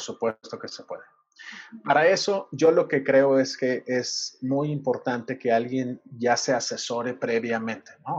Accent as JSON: {"language": "Spanish", "region": "Sinaloa", "country": "Mexico", "moved": "yes", "lives_now": "Mexico City, Mexico", "said": "yo soy de Sinaloa"}